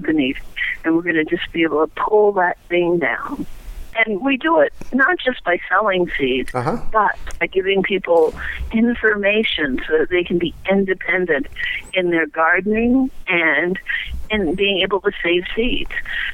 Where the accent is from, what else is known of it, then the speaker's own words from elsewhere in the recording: Tampa, Florida, United States; I grew up in Florida in the 60s, and we had what now would be called an edible landscape. Quarter acre, a lot on the edge of Tampa